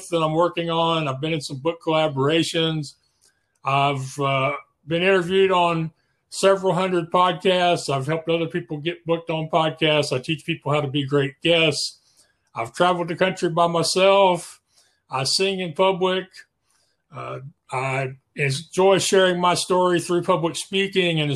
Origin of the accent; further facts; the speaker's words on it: Spring, Texas, United States; I'm from Spring, Texas, which is the same general area. I've lived here most of my life. Went through elementary, junior high, and high school here